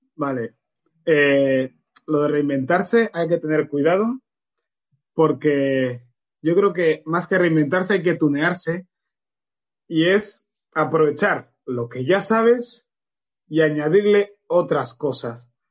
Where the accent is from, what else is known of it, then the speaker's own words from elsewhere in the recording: Barcelona, Catalonia, Spain; also born or lived in Equatorial Guinea / Canary Islands; yo nací en Guinea, a los 11 meses estaba viviendo en Canarias, eh, porque mi padre era legionario en Canarias, vivía en la colonia de los legionarios. Con 7, 8 años se separaron mis padres, vine con mis hermanos a Barcelona